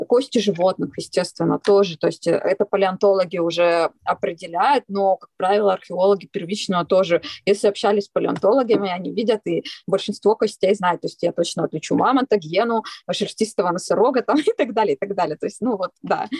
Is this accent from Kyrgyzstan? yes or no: yes; Kyrgyzstan; moved away; also born or lived in Altai; я родилась в Киргизии